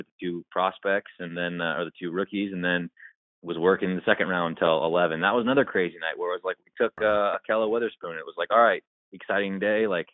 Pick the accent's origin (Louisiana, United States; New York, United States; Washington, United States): Washington, United States; Seattle; Growing up in Seattle